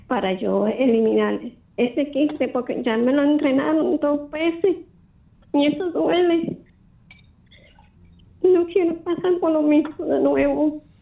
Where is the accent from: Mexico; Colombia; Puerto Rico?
Puerto Rico; Moca; Yo soy del pueblo de Moca